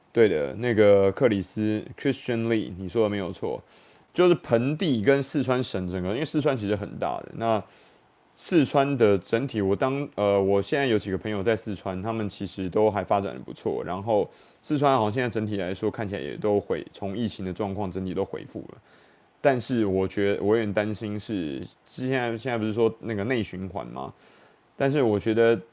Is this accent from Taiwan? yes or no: yes; Taiwan; 我们台湾人